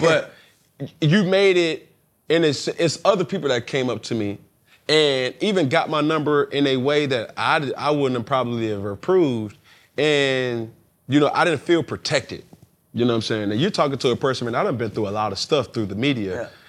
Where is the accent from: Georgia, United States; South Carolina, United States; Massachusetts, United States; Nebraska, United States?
Georgia, United States; Atlanta; I'm born and raised in Atlanta, Georgia